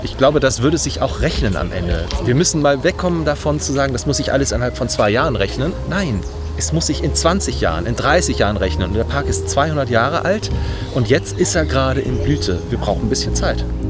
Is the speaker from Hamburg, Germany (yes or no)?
yes; Hamburg, Germany; Ich komme aus Harburg ursprünglich